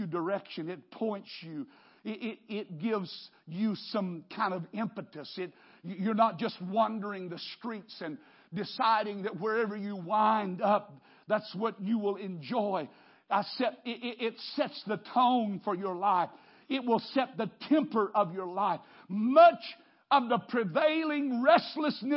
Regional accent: United States; I'm an American

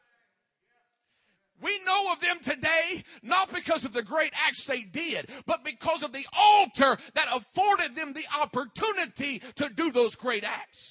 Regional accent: Westlake, United States; I come from Westlake

